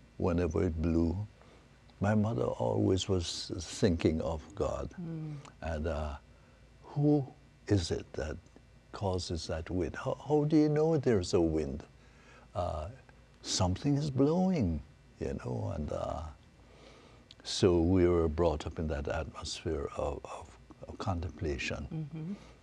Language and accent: English; Jamaica; And then we grew up in Jamaica